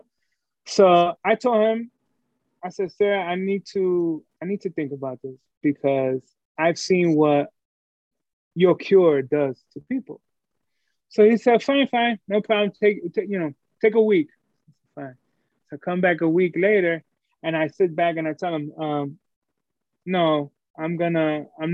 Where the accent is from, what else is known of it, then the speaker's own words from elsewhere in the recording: New York City, New York, United States; I'm a dude from Brooklyn, New York.